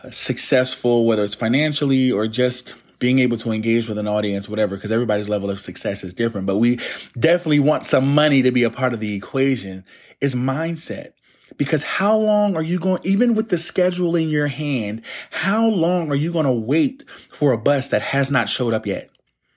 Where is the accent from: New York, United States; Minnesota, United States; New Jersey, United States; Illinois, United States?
New Jersey, United States; Plainfield; Like, I'm from the Northeast coast of the United States, a place called Plainfield, New Jersey.